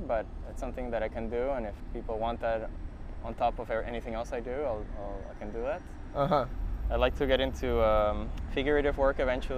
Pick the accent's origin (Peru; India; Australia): Peru; now in Canada; growing up in Peru, going to the beach and not having any responsibilities, just being a kid